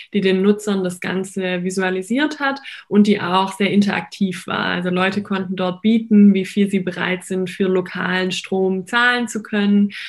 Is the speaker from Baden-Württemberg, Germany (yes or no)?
yes; Heidenheim, Baden-Württemberg, Germany; ich komme ähm, aus Baden-Württemberg, mhm. ähm, mhm. aus Heidenheim.